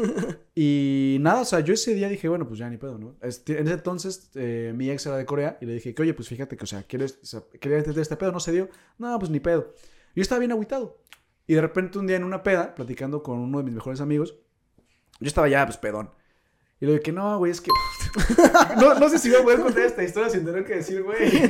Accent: Mexico; moved away as an adult; now in South Korea; éramos dos mexas

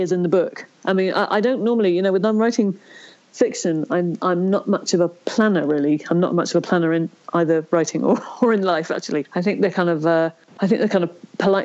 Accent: Ireland; I was born in Ireland

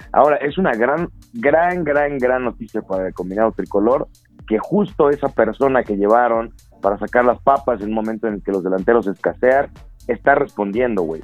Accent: Mexico

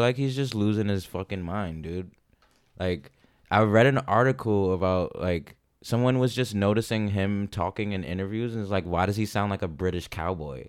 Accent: New York City, New York, United States; growing up in New York City, spent a lot of time in public parks

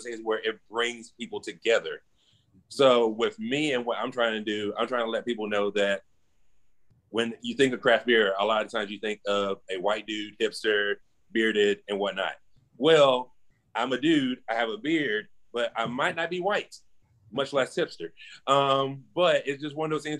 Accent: Clay-Chalkville High School, Alabama, United States; I went to Clay Chopper High School, class of 05

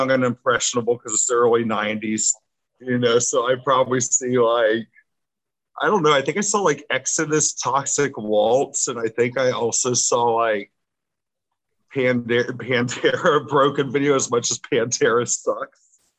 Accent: Kansas City, United States; also born or lived in Miami; Spent a lot of my time in Kansas City growing up

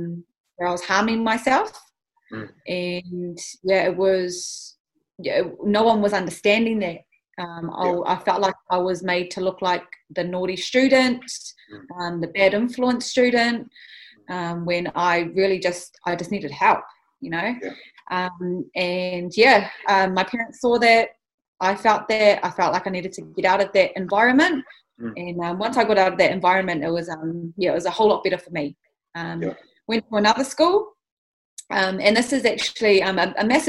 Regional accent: Auckland, New Zealand; I am born and bred in East Auckland. I'm from Pāmua, but I grew up as a central girl.

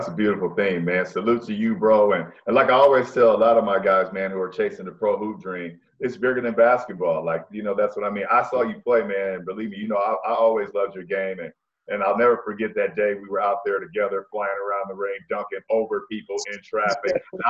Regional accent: California, United States; I'm from Cali

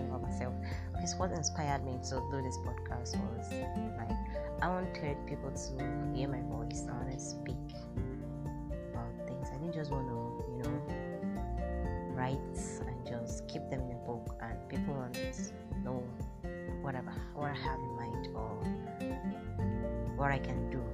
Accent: Nigeria; I'm a Nigerian girl

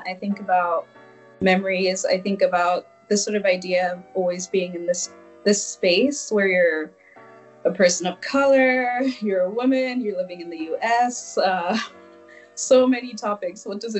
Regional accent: Lesotho; now in Chicago, United States; So I grew up in South Africa in a tiny country called Lesotho, which is totally landlocked by South Africa.

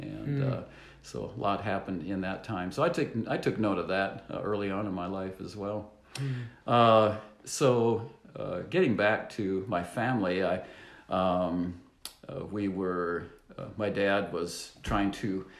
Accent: Le Sueur, Minnesota, United States; now in Sioux Falls, United States; I was born in Le Sueur, Minnesota

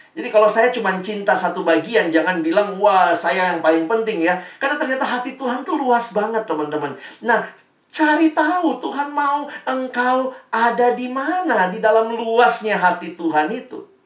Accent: Indonesia; born there; Teman-teman dan saya kan nggak lahir di Palestina ya, kita nggak lahir di Israel. Kita lahirnya di Indonesia, berkarya di Indonesia

